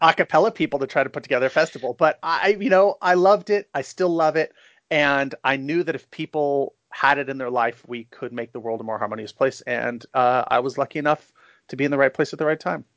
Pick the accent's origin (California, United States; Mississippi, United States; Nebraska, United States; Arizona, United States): California, United States; San Francisco; I was born and raised in San Francisco. I still live here.